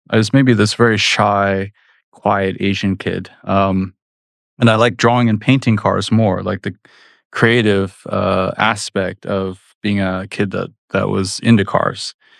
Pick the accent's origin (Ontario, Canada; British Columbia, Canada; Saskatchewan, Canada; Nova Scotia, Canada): British Columbia, Canada; Vancouver; moved away as an adult; now in United States; went back to my native Canada because I figured out in my hometown they were making this very famous racing game, Need for Speed